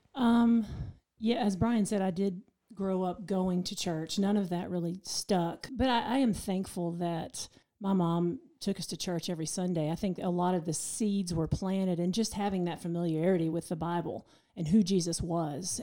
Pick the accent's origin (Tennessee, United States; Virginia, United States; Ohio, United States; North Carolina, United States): North Carolina, United States; Waynesville; now in Asheville, United States; I grew up in Waynesville, about thirty minutes from here.